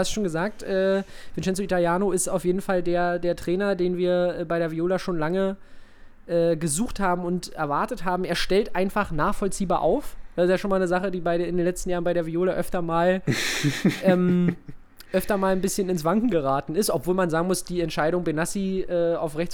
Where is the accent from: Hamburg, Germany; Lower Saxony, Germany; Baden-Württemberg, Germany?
Lower Saxony, Germany; Oldenburg; born there; also äh, gar nicht, geboren in Oldenburg.